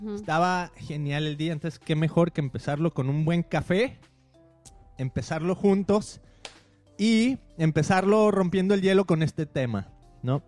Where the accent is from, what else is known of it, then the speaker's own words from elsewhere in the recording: Guadalajara, Jalisco, Mexico; moved away; siendo de, de nuestra ciudad natal, de ahí de Guadalajara, creciendo